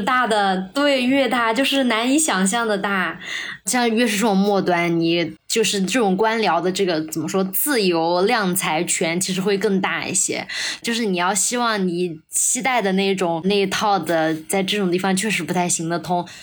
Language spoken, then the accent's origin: Chinese; a small county town in Sichuan, China; moved away; 我老家也是一个小地方，就是一个正儿八经的，就是四川的一个十八线小县城